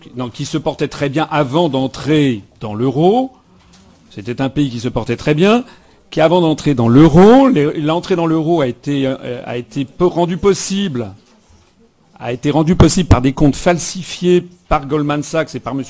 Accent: France; nous sommes des Français

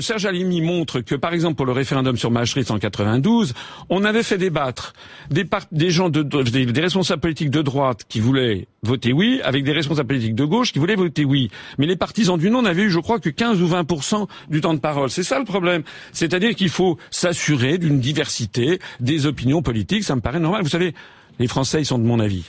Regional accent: France; je suis français.

